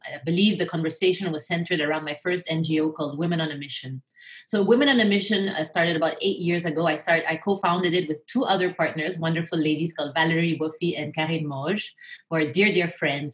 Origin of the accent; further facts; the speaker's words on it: Philippines; also born or lived in Japan / United States / Europe; now in Singapore; I grew up in the Philippines. So my mother's Filipina, my father's French and Swiss. But I grew up most of my early years in the Philippines